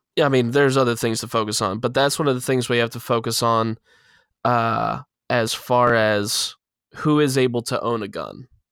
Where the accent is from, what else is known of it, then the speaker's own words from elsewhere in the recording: Pennsylvania, United States; in my state, in my hometown